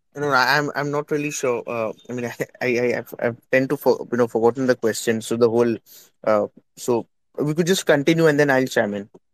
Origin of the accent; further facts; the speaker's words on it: India; I am from India